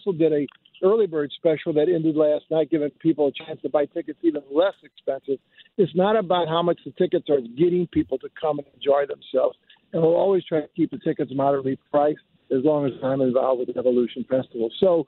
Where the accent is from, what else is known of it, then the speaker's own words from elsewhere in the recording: St. Louis, Missouri, United States; This is my hometown. I love Forest Park.